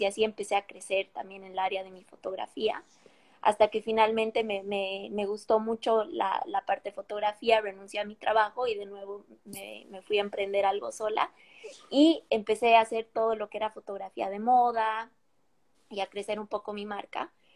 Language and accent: Spanish; La Paz, Bolivia; moved away as an adult; now in Seattle, United States; nací, crecí en La Paz, Bolivia. Crecí toda mi vida ahí hasta como hace unos seis años o siete que me mudé acá a Estados Unidos